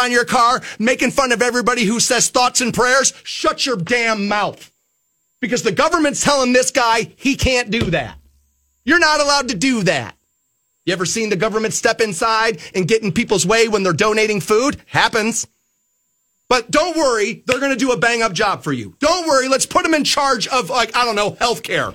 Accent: Aurora, Ohio, United States; I grew up in Aurora. It's a privileged area, it is

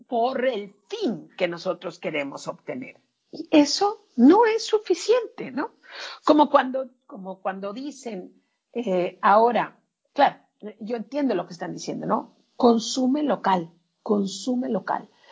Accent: Mexico; tan latina o tan mexicana

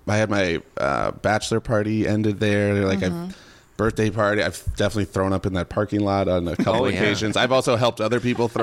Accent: Hopkins, Minnesota, United States; I'm a Minnesotan, born and raised. I grew up in Hopkins, which is a little western suburb.

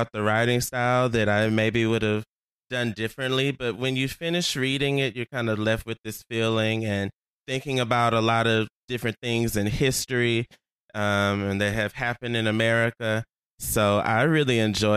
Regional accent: Houston, Texas, United States; I'm from Houston, Texas

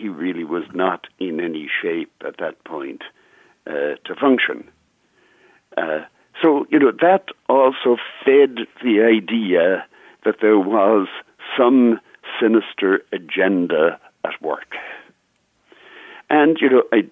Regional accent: Ireland; now in United States; I'm not Irish American, Pat. I'm Irish

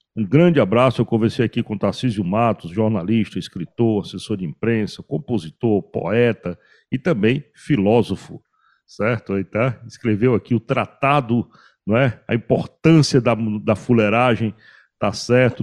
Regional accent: Cariri, Ceará, Brazil; eu como caririense da Gema

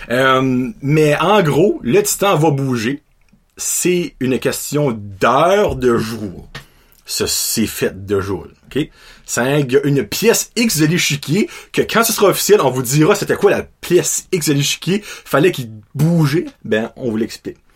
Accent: Châteauguay, Quebec, Canada; je viens de Châteauguay au Québec

